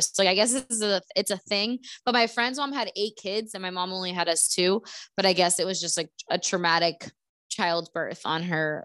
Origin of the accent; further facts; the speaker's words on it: United States; moved away; we grew up in Stewart